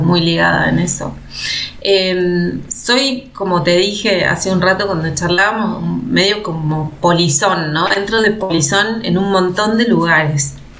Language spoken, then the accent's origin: Spanish; Catamarca, Argentina; moved away as an adult; also born or lived in Córdoba; soy de una provincia del norte de nuestra Argentina, soy de Catamarca